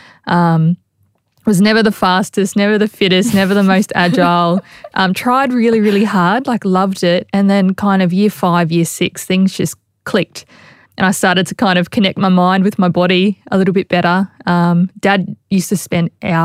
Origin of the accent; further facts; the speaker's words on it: Logan, Queensland, Australia; also born or lived in Sydney; I grew up on the south side of Brisbane in, I guess, Logan, and more specifically Woodridge. That's where I'm from and where I was raised. I still live in the community as well.